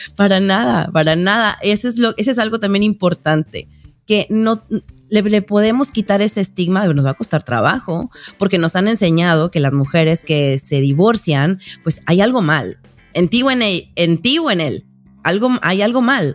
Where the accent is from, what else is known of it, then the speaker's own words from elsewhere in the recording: Mexico; moved away as an adult; now in United States; yo soy mexicana, pero vivo en Estados Unidos hace 12 años